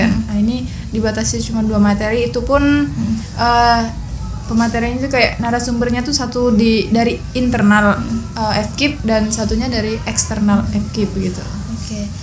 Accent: Sambas, West Kalimantan, Indonesia; apa ya kita orang Pontianak bukan saya Sambas

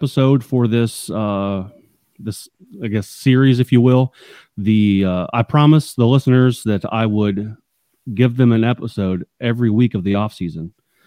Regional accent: near Jackson, Ohio, United States; from Sixth Sense Brewing, which is out of Jackson, Ohio. Very small town, close to my hometown, really.

